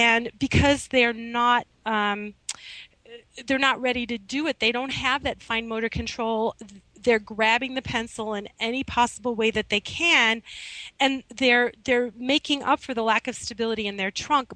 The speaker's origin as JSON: {"language": "English", "region": "Midwest", "country": "United States", "tie": "born or raised there", "moved": "yes", "lives_now": "Manhattan, United States", "said": "when I was growing up in the Midwest"}